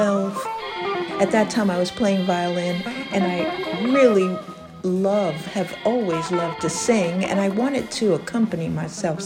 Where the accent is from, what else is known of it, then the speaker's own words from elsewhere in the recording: New York City, New York, United States; moved away as an adult; now in Massachusetts, United States; I grew up in the Bronx, in the Bronx River Projects